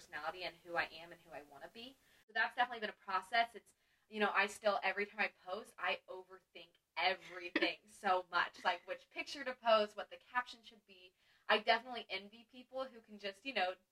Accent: Kansas City, Missouri, United States; moved away as an adult; now in Los Angeles, United States; I'm from Kansas City, Missouri

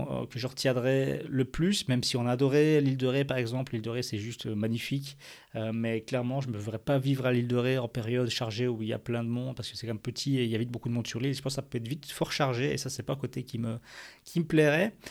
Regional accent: Belgium; on va, avoir le même climat que chez nous en Belgique, où il fait moche 9 euh, mois sur l'année.

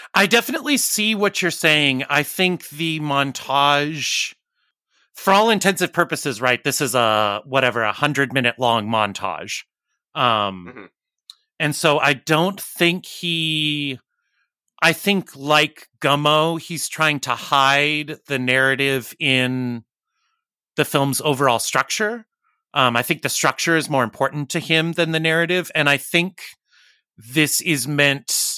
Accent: Arizona, United States; moved away; I'm originally from Arizona

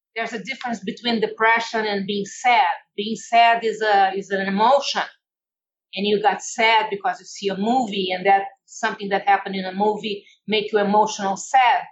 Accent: Brazil; English is a second language; moved away as an adult; now in United States; I come from Brazil, where it's very laid back

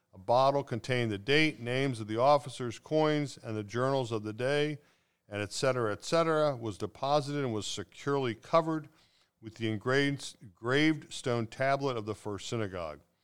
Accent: Cincinnati, Ohio, United States; I grew up in North Avondale

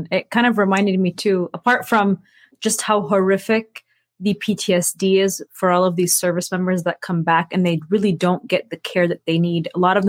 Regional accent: United States; I was born and raised here in America and living in a post 9/11 world, the U.S. military tried to recruit young Muslims like myself

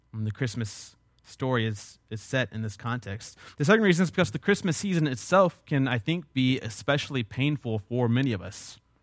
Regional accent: South Texas, United States; I'm from South Texas

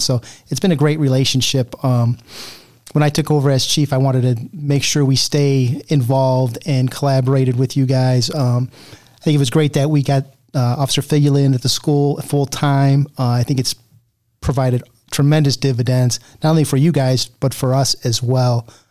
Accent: Cuyahoga County, Ohio, United States; now in Elyria, United States; I didn't grow up around here. I grew up actually in Cuyahoga County

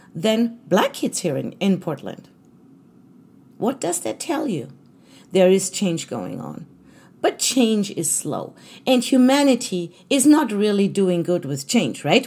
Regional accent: Germany; moved away as an adult; now in United States; I was born in Germany. I was actually German. Now I'm American, but, um, I'm an American citizen, but I was German for most of my life

